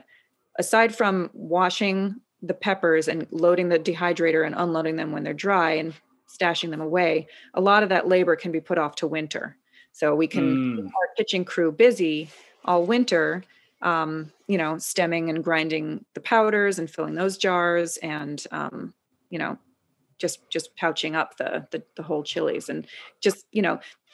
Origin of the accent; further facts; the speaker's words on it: Queens, Long Island, New York, United States; also born or lived in Chicago; So I grew up in Queens and then we moved to Long Island when I was in fourth grade.